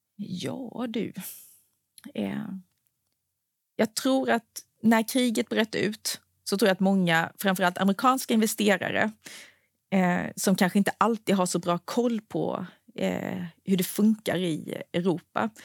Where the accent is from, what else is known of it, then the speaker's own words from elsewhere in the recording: Anderstorp, Jönköping County, Sweden; moved away; jag bor ju inte i Småland längre, men jag är uppvuxen där